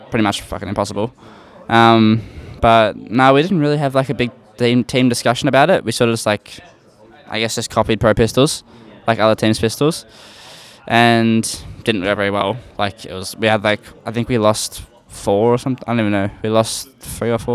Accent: Australia; We're Australian core

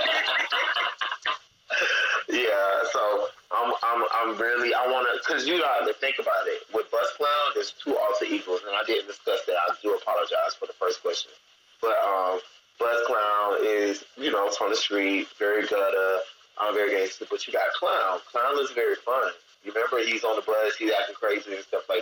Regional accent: Gaston, South Carolina, United States; also born or lived in Columbia, South Carolina; Actually, Gaston, South Carolina.

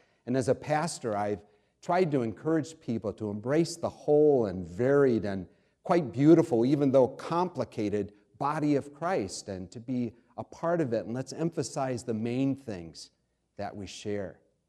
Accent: New York, United States; also born or lived in Pennsylvania / Ohio / Indiana; now in DuPage County, United States; I was born in Pennsylvania, grew up in New York, Ohio, Indiana, traveled extensively in Asia and Europe.

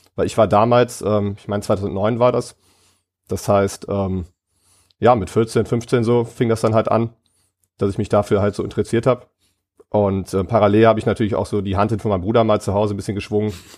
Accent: Ratingen, North Rhine-Westphalia, Germany; ich komme aus Rating, das ist ein kleiner Ort neben ähm, Düsseldorf

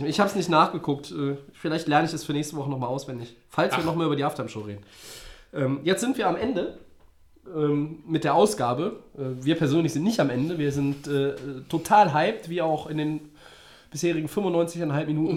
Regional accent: Düsseldorf, North Rhine-Westphalia, Germany; Als Düsseldorfer könnte ich

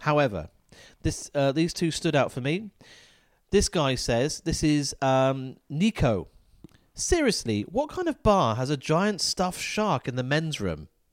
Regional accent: Falmouth, South West England, United Kingdom; Falmouth is my hometown

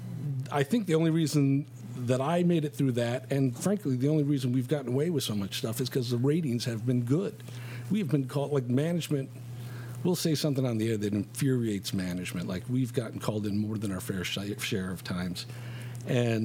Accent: Chicago, Illinois, United States; I grew up here in Chicago.

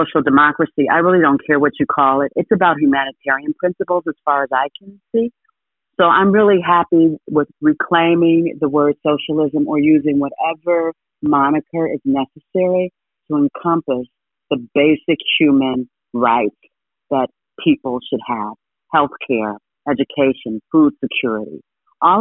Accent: Ohio, United States; I grew up in Ohio.

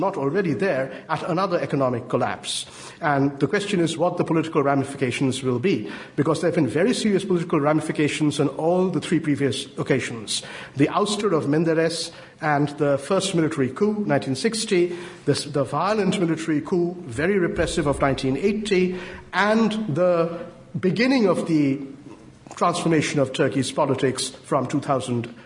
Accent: West Bengal, India; now in United Kingdom; my home state, West Bengal

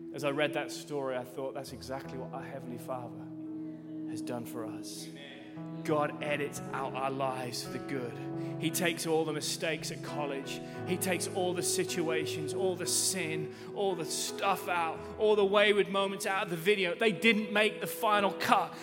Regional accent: England, United Kingdom; I'm from England

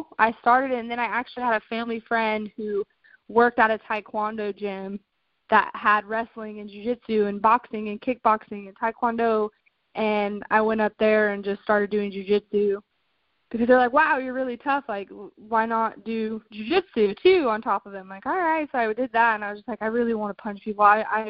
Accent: Albuquerque, New Mexico, United States; moved away as an adult; also born or lived in Florida / South Carolina; I was born in Florida, and I had moved to South Carolina when I was around 8 or 9. And then I moved from South Carolina to Albuquerque, New Mexico, where I lived until I was 19 years old.

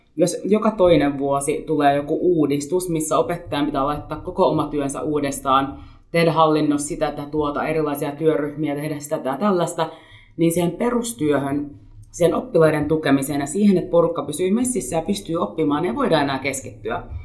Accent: Helsinki, Uusimaa, Finland; mä olen syntyperäinen helsinkiläinen

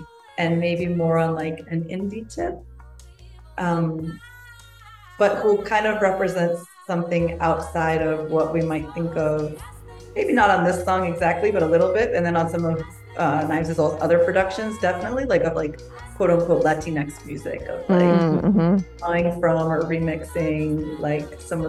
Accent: Virginia, United States; now in Washington, DC, United States; So I grew up in Virginia and for me, DC was like always this space nearby

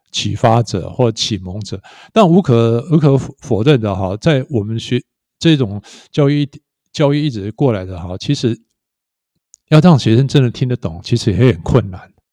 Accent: Hualien County, Taiwan; moved away as an adult; also born or lived in Taoyuan; 我住在花莲，我为什么不回来花莲这样子？所以我，我在六年后我就回来花莲，花莲女中的美术班

